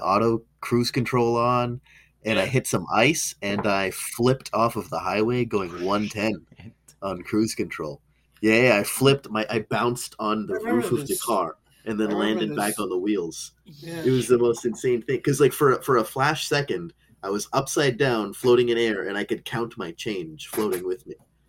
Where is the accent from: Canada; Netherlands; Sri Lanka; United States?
Sri Lanka; Because our family's from the island, like we're from Sri Lanka, we eat different snacks.